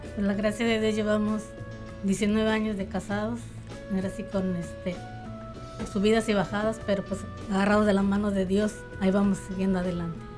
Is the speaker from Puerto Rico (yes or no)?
no; Mexico; now in Omaha, United States; Soy del Estado de México, de Puebla